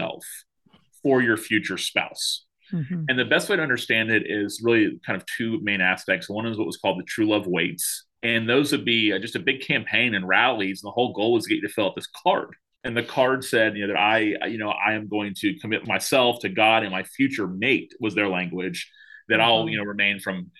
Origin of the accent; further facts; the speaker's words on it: Tallahassee, Florida, United States; I wanted to be a pastor in my hometown of Tallahassee, Florida